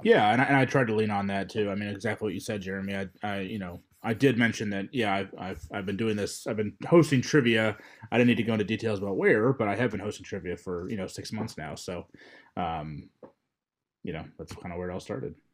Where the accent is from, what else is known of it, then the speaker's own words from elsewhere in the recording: Louisville, Kentucky, United States; I am from Louisville, Kentucky